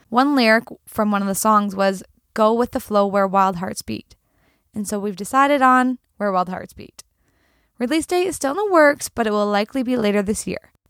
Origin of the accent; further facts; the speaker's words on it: the Kootenays, British Columbia, Canada; Growing up in the Kootenays, your family listened to country music